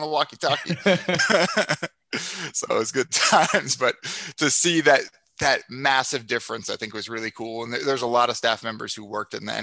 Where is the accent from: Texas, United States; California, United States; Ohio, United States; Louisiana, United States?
Ohio, United States; Ashtabula; also born or lived in Houston; now in Minnesota, United States; I grew up in Ashtabula, Ohio